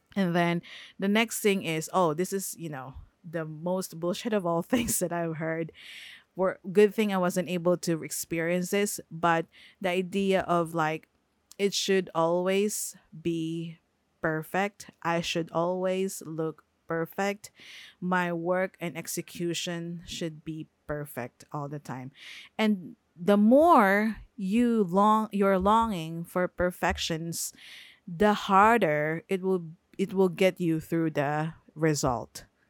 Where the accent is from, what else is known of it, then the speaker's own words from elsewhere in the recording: Philippines; English is a second language; I am a Filipino. I am not born in the US. I am based in the Philippines. The household is speaking in the Filipino language